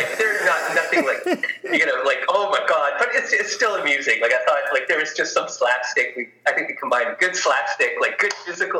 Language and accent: English; Winnipeg, Manitoba, Canada; moved away as an adult; now in British Columbia, Canada; I was born in Winnipeg